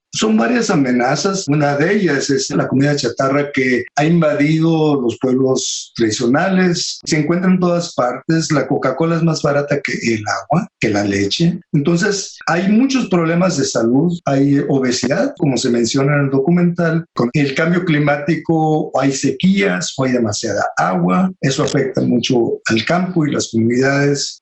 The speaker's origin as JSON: {"language": "Spanish", "town": "Tijuana", "region": "Baja California", "country": "Mexico", "tie": "born or raised there", "said": "yo crecí en Tijuana"}